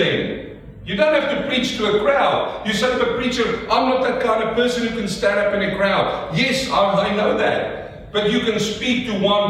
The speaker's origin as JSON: {"language": "English", "country": "South Africa", "accent": "South African", "moved": "yes", "lives_now": "Melbourne, Australia", "said": "my South African accent"}